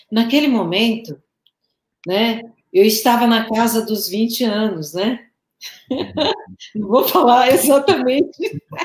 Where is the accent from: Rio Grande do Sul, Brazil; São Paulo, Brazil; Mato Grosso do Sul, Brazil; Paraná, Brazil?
São Paulo, Brazil; moved away as an adult; also born or lived in Osasco; now in Goiânia, Brazil; eu sou de São Paulo, tá? Capital.